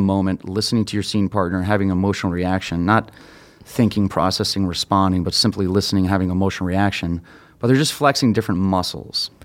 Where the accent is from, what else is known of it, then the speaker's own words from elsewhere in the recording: Tucson, Arizona, United States; moved away as an adult; now in Chicago, United States; I'm originally from Tucson, Arizona, and I moved out here to pursue sketch and improv